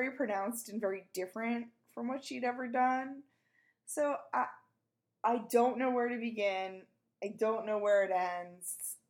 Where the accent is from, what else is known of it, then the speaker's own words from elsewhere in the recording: Garden City, United States; Garden City. And I was like, ah, that's where I'm from. And it is a quiet little town.